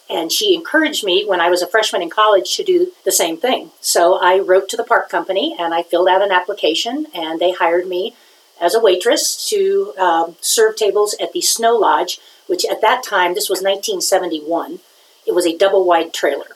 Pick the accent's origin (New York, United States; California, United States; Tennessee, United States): California, United States; Los Angeles; moved away as an adult; also born or lived in Biloxi, Mississippi / Mobile, Alabama; now in Jackson Hole, United States; I grew up in Los Angeles